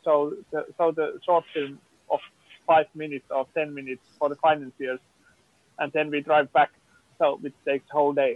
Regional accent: Finland; also born or lived in Tampere; also producer from finland and really still living also in tampere or close to tampere

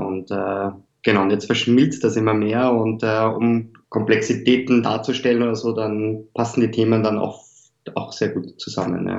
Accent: Lower Austria, Austria; moved away; ich komme ursprünglich aus Niederösterreich

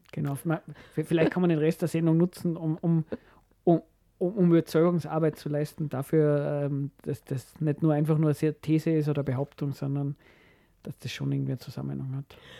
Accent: Austria; bei uns in Österreich

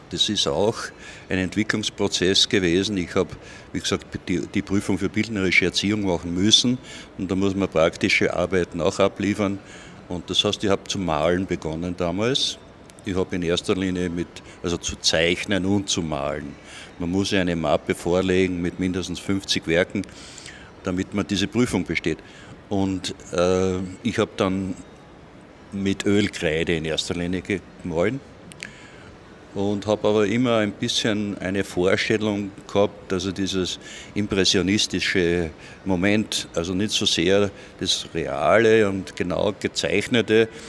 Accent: Irdning, Styria, Austria; Und ich bin aus Irdning.

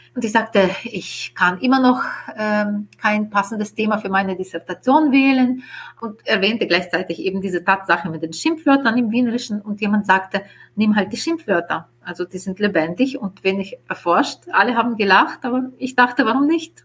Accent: Ukraine; first language Ukrainian; German is a second language; moved away as an adult; now in Vienna, Austria; in meinem Heimatland in der Ukraine

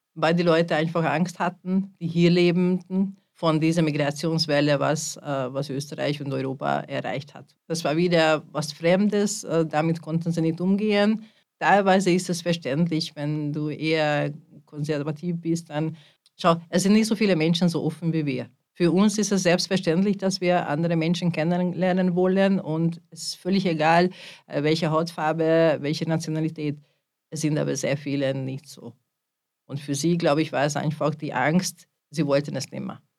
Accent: Hungary; now in Linz, Austria; ich bin eine Ungarin

